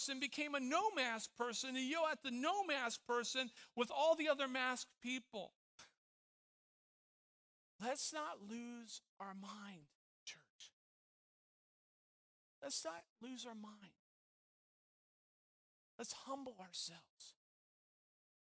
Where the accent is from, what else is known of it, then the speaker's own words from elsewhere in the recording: Tampa, Florida, United States; moved away; I grew up in Tampa Bay